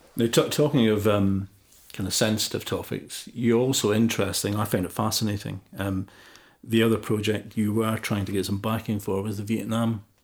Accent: Motherwell, Scotland, United Kingdom; my hometown in Motherwell in Scotland

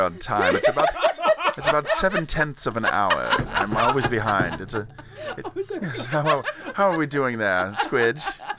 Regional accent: England, United Kingdom; You know, I know because as all English people know each other.

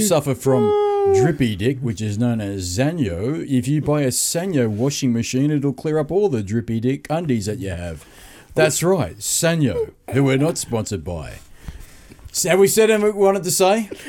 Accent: Sydney, New South Wales, Australia; I'm from Sydney

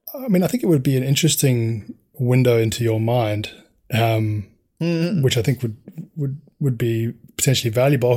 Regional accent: South Africa; growing up in South Africa and how violent that environment was

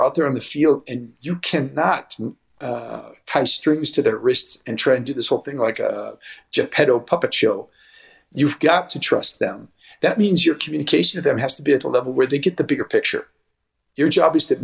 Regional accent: United States; moved away; as an American

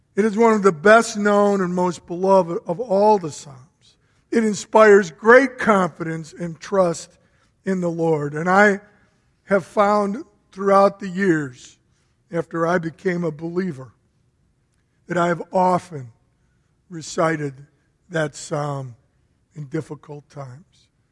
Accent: Berwyn, Illinois, United States; also born or lived in Chicago; I grew up in a very old home. It was 100 years old back in the 50s, so it was built around 1850. And I remember when we moved from Chicago to Berwyn

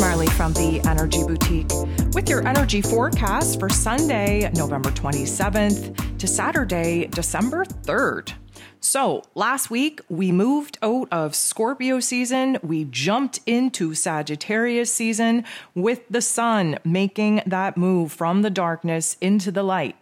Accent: Canada; I am Canadian, so Thanksgiving for me was back in October

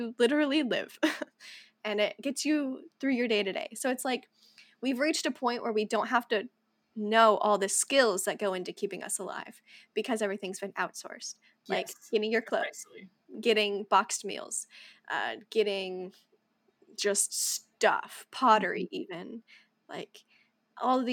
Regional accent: United States; we're Americans from the United States

